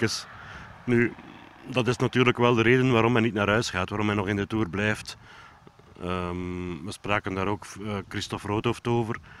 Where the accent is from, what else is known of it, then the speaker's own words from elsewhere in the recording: Belgium; als Belg